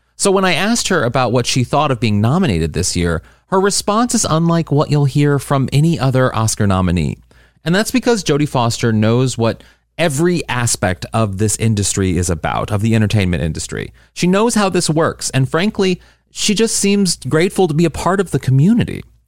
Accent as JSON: {"language": "English", "town": "St. Louis", "region": "Missouri", "country": "United States", "tie": "born or raised there", "said": "my hometown"}